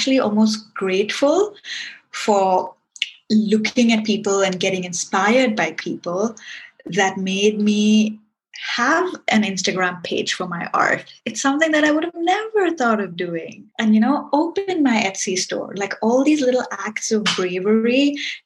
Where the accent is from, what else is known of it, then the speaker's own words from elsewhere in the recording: Singapore; now in United Kingdom; I live in the UK, but I'm from Singapore, but I'm Indian